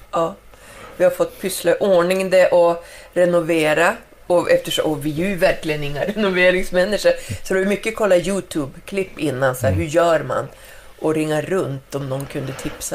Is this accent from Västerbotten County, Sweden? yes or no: yes; Skellefteå, Västerbotten County, Sweden; also born or lived in Spain; jag var ju hemma i Skellefteå efter jag hade bott en vända i Spanien och hade kommit hem. Och jag cyklar i, i stan där hemma